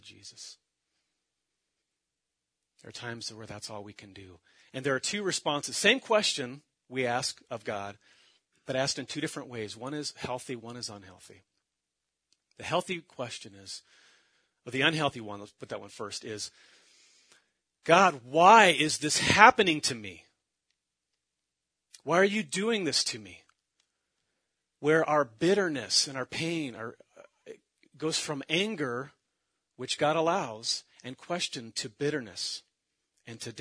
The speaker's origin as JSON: {"language": "English", "town": "Mill Creek", "region": "Washington", "country": "United States", "said": "my family, we come from the Seattle area, just north of Seattle, Mill Creek"}